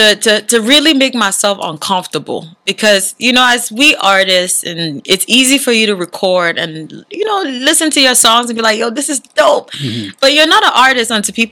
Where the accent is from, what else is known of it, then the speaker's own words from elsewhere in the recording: Bonsall, Northwest Region, Cameroon; born there; I'm Cameroonian. What part of Cameroon? Okay, good story. I was born in Bonsall, Cameroon. Bonsall, yeah. But my parents, my whole family is from Batibo.